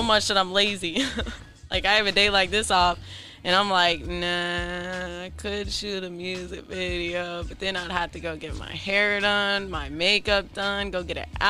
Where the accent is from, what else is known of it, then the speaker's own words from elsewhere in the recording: Florida, United States; moved away as an adult; now in California, United States; I'm from Florida, baby.